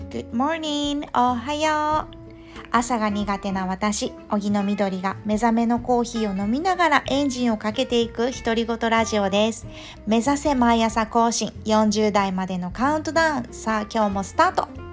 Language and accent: Japanese; Kurume, Fukuoka, Japan; moved away; 地元の福岡県久留米市通り町っていうところで